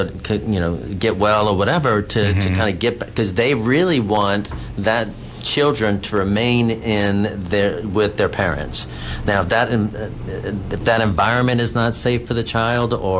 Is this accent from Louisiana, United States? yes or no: yes; New Orleans, Louisiana, United States; now in Texas, United States; My sister lives here as well. We're from New Orleans